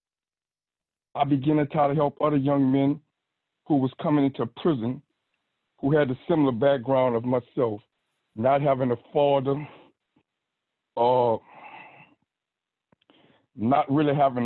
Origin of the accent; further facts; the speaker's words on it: New Orleans, Louisiana, United States; I'm from New Orleans, Louisiana. Grew up without a mother or father